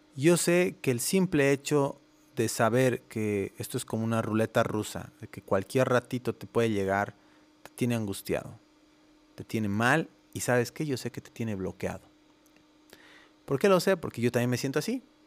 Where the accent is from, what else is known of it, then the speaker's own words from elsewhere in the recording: La Paz, Bolivia; moved away as an adult; now in Guadalajara, Mexico; soy boliviano, tengo 36 años, nací en La Paz, Bolivia